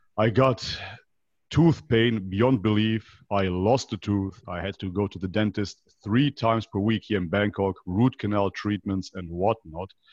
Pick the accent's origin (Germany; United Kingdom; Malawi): Germany; Leverkusen, North Rhine-Westphalia; moved away as an adult; also born or lived in North Macedonia; I basically grew up in Germany